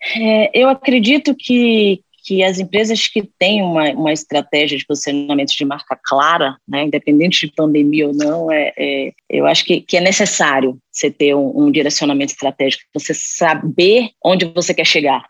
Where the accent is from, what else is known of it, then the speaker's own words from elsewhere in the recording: Bahia, Brazil; accent: Bahian; moved away; Eu não sei se vocês perceberam pelo meu sotaque, eu sou baiana